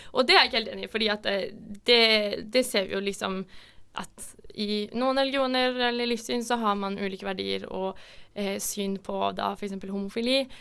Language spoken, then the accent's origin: Norwegian; Norway; Vi er jo nordmenn